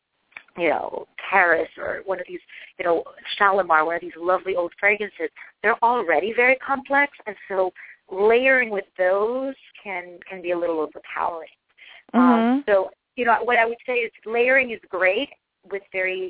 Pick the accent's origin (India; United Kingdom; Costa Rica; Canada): Costa Rica; moved away; I'm originally from Costa Rica